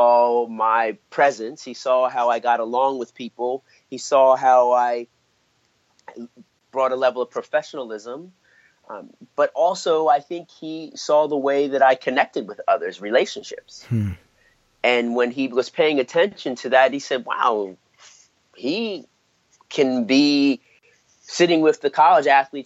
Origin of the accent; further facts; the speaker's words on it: Philadelphia, Pennsylvania, United States; my hometown team, the Philadelphia 76ers